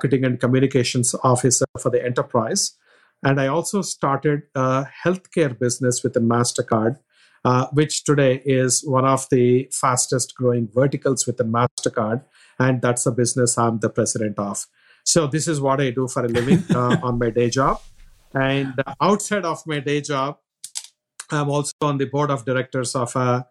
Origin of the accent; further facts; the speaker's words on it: India; moved away; As to my background, I'm from India